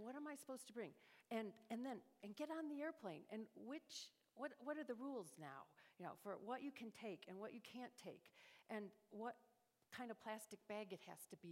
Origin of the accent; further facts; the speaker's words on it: New York, United States; moved away as an adult; also born or lived in Chicago / Cleveland; now in Dallas, United States; I grew up in New York State